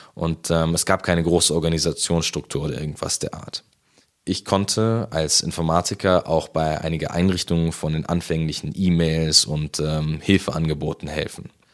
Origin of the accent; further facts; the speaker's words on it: Munich, Bavaria, Germany; also born or lived in Haidhausen, Munich; wohne ich aktuell in Heidhausen, aber ursprünglich komme ich aus der Au. Dort bin ich in der Gemeinde Maria Hilf schon lange aktiv.